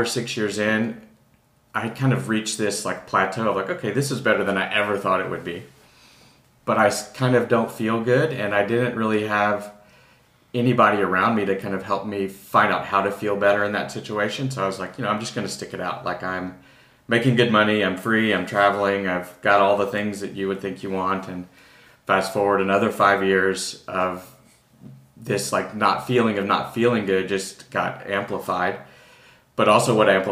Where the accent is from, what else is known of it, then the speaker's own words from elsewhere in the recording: Texas, United States; also born or lived in New York; now in Austin, United States; I'm originally from Texas. I was in New York for most of the past 20 years